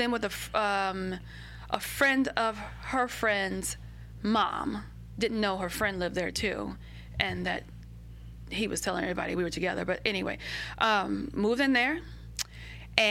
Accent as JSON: {"language": "English", "town": "Baton Rouge", "region": "Louisiana", "country": "United States", "tie": "born or raised there", "also_born_or_lived": "New York / San Diego / Jacksonville, Florida", "moved": "as an adult", "said": "I grew up in North Baton Rouge."}